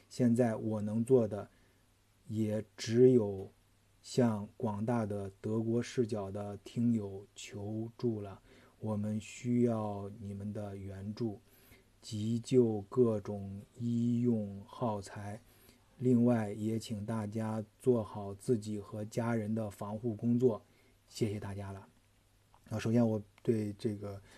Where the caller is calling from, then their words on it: Xiaogan, Hubei, China; 我所以，我所在的呃城市是湖北的孝感，一个。离湖北非常近的地方，啊，离武汉非常近的地方